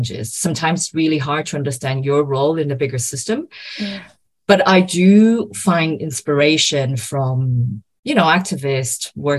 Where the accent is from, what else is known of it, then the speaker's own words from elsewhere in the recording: Brazil; I am Brazilian. I was born and raised in Brazil